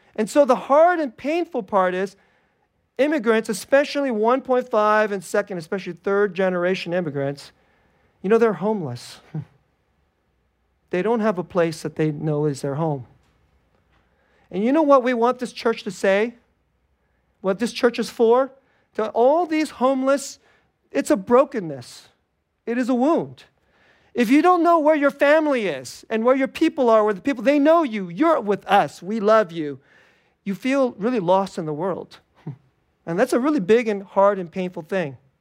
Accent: United States; I'm an American

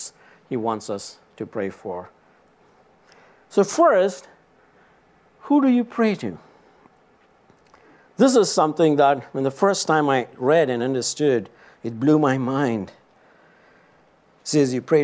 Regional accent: India; moved away; I was born and raised in India

